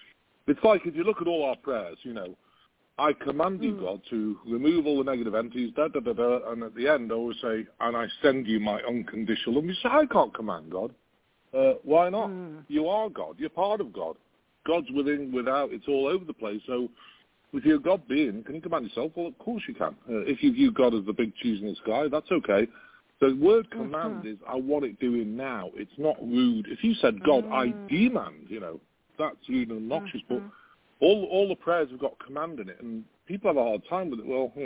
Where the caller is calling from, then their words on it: Branson, Missouri, United States; It's called Missouri, and it's near, it's around Branson, Missouri.